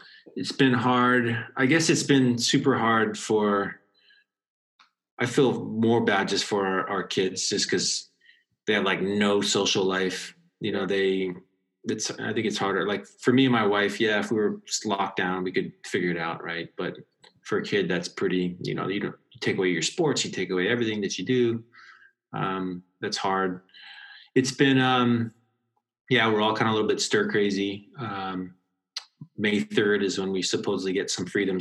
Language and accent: English; Hawaii, United States; moved away as an adult; now in Lucca, Italy; I grew up in Hawaii